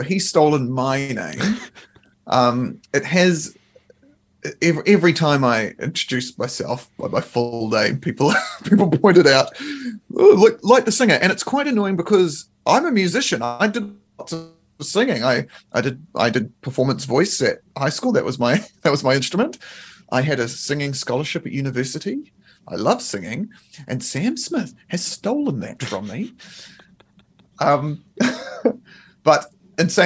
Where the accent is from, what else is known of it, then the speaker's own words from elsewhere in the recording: Nelson, New Zealand; We grew up in Nelson in like the same area